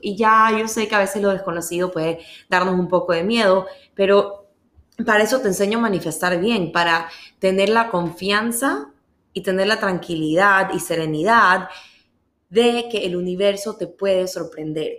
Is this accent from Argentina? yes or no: no; Ecuador; yo soy de Ecuador